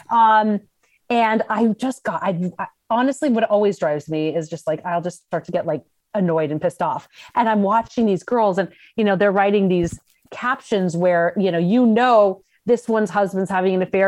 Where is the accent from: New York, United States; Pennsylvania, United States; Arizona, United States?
Arizona, United States; Scottsdale; moved away as an adult; also born or lived in Los Angeles / San Diego; I grew up in Scottsdale, Arizona